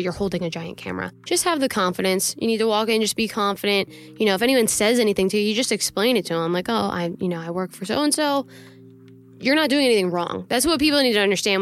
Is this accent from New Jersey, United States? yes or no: yes; Peaburg, New Jersey, United States; my hometown, Peaburg.